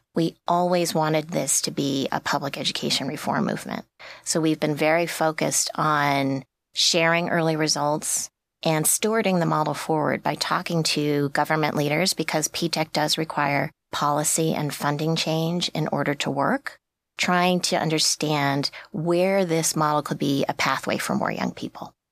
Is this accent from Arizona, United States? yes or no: no; New York, United States; I'm from New York